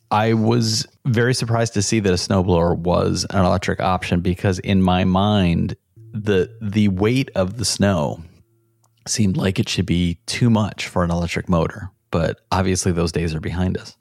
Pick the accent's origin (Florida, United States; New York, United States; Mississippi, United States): New York, United States; Rochester; we grew up in Rochester